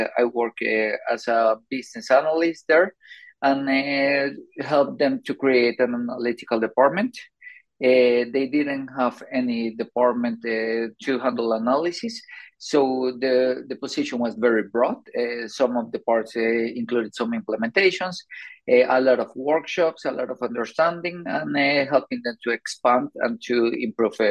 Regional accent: Colombia; moved away as an adult; also born or lived in Sweden; now in Stockholm, Sweden; I'm originally from Colombia. I moved to Sweden around 15 years ago. I did it because of my master's

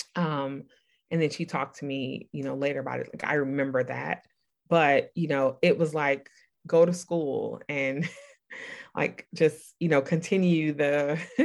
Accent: New York City, New York, United States; I grew up in Brooklyn, New York, in the '80s

